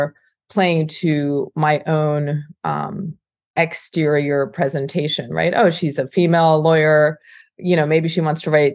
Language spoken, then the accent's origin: English; United States; I grew up and was born in America